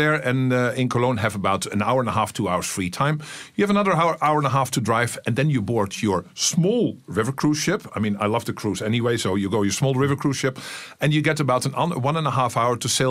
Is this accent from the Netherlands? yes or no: yes; Amsterdam, North Holland, Netherlands; I'm from Amsterdam